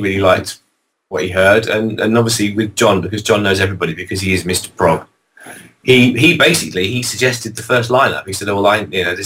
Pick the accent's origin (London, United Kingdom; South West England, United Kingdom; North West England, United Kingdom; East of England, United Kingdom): London, United Kingdom; I'm some bloke from London.